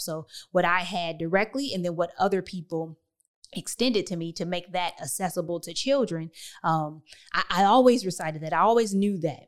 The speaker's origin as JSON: {"language": "English", "town": "Detroit", "region": "Michigan", "country": "United States", "tie": "born or raised there", "said": "I was born and raised in Detroit, Michigan"}